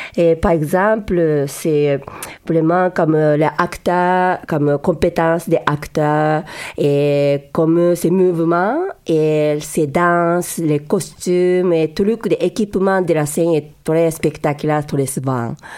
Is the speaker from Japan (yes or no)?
yes; Yokohama, Kanagawa, Japan; French is a second language; moved away as an adult; now in Montreal, Canada; je suis née au Japon et moi, j'ai grandi dans la ville Yokohama